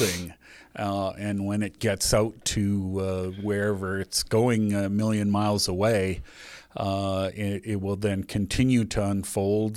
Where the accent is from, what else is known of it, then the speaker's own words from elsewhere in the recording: Canada; we're Canadian